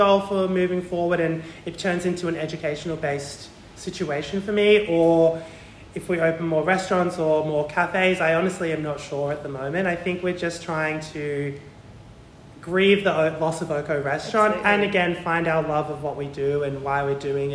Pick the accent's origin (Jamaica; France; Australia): Australia; Melbourne, Victoria; growing up in Watsonia and Greensboro, predominantly white space